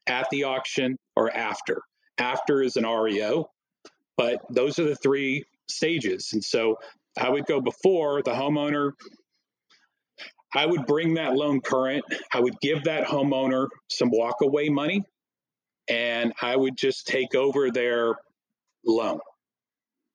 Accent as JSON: {"language": "English", "town": "Plano", "region": "Texas", "country": "United States", "said": "I'm from Plano"}